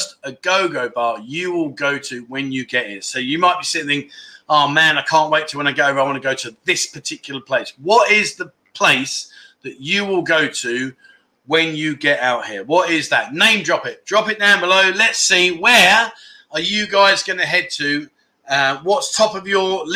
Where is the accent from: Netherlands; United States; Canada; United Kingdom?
United Kingdom; London; moved away as an adult; now in Pattaya, Thailand; I'm from London